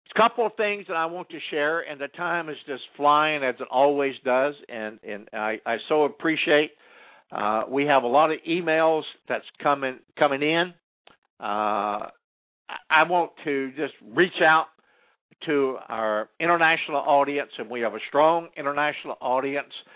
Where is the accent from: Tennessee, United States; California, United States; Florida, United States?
California, United States; as a Californian